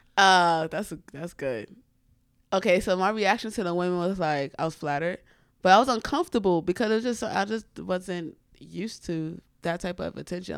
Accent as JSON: {"language": "English", "town": "New York City", "region": "New York", "country": "United States", "tie": "born or raised there", "said": "I grew up in the Bronx, but my family's from Florence, South Carolina."}